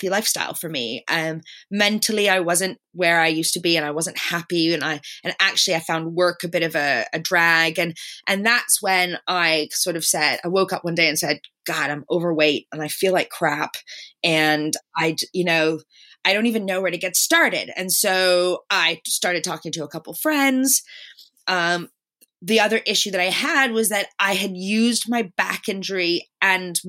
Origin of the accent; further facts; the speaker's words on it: Canada; moved away; I'm Canadian originally